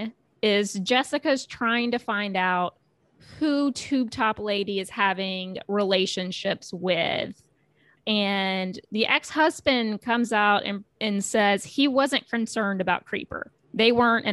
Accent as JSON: {"language": "English", "region": "the South", "country": "United States", "accent": "Southern", "said": "that was my Southern accent"}